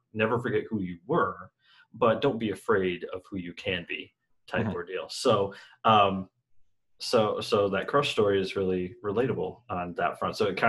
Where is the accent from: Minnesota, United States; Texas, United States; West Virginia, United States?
Texas, United States; moved away as an adult; now in Florida, United States; I spent the majority of my life, I grew up in Texas. And so I got used to the Texas mentality.